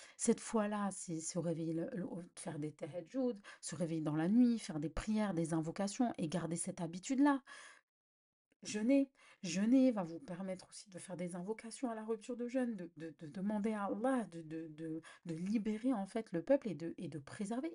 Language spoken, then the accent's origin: French; Algeria; en tant qu'Algérienne